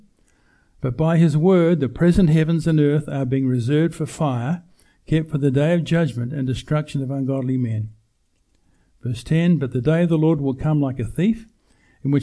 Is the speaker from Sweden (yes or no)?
no; New Zealand; We grew up in New Zealand, no television